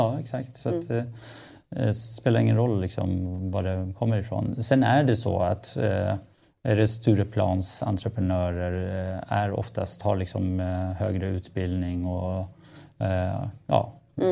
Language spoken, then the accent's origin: Swedish; Stockholm, Stockholm County, Sweden; Ja, jag växte upp i Husby.